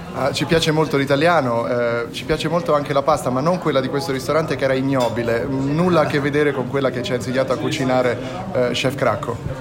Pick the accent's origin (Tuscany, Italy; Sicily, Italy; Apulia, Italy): Tuscany, Italy; Versilia; moved away; della mia terra